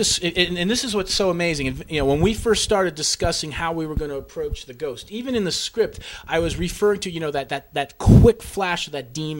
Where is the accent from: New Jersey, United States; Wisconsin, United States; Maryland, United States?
New Jersey, United States; We're from Jersey, so it's just like, you know, just be who the fuck you want to be, you know?